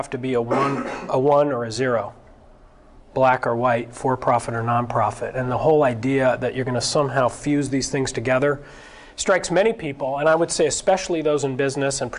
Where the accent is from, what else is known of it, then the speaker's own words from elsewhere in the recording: Berkeley, California, United States; also born or lived in San Francisco; I grew up in Berkeley.